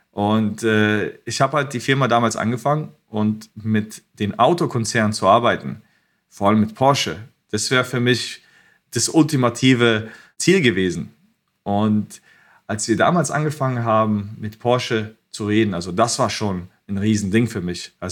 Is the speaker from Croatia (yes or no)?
yes; Croatia; born there; Und ich war geboren in Kroatien, wo auch Nikola Tesla herkommt.